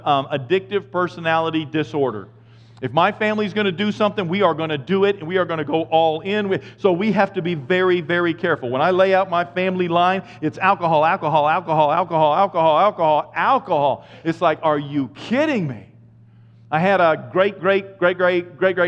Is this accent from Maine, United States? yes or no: yes; Maine, United States; I'm from Maine